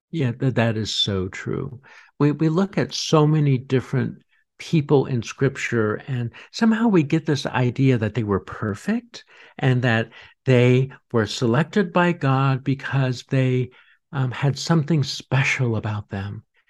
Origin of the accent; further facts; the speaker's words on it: Boulder, Colorado, United States; I grew up in Boulder, Colorado.